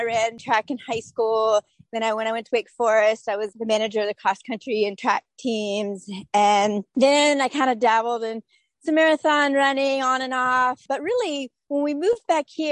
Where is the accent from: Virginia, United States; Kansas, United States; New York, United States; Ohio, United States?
Virginia, United States; Urbanna; also born or lived in Naples, Florida / Hilton Head, South Carolina; now in Outer Banks, North Carolina, United States; I grew up in Urbana, Virginia, which is 3 hours north of here